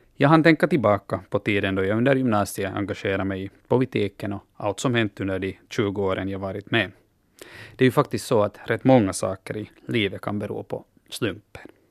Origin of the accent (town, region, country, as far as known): Finland